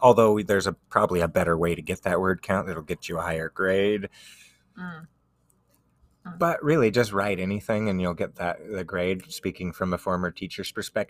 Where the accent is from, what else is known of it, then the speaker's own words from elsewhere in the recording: Utah, United States; We're from Utah.